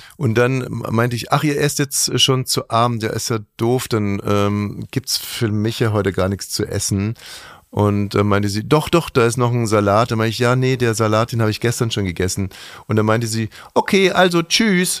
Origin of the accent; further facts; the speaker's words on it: Bavaria, Germany; aus meiner Heimat, Bayern